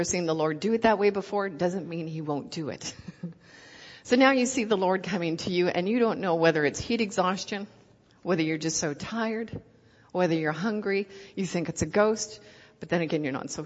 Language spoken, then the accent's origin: English; Canada; accent: Canadian; moved away as an adult; now in Ohio, United States; I'm Canadian. I've been in Ohio for 8 months.